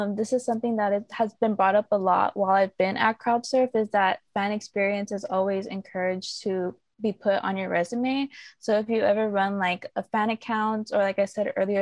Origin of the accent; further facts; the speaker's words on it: Dallas, Texas, United States; also born or lived in Austin; I'm back home in Dallas for the time being